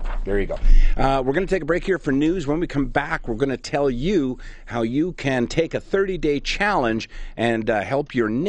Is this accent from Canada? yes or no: yes; Canada; I am a Canadian entertainer, so there's always the hope that nobody knows who I am